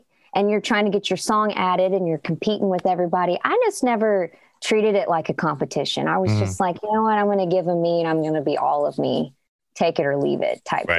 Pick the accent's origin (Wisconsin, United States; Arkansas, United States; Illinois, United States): Illinois, United States; Chicago; Yeah, my hometown, Chicago.